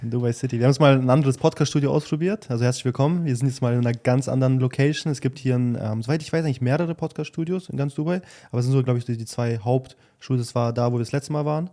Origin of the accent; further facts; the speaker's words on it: Germany; wir sind halt irgendwo auch in Deutschland aufgewachsen